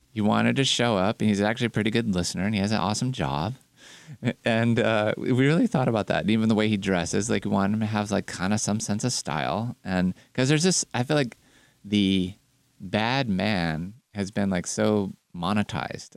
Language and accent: English; California, United States; as a Californian